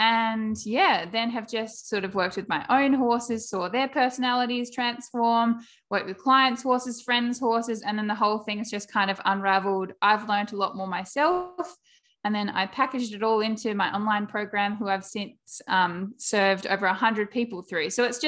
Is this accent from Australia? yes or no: yes; South Australia, Australia; I am from South Australia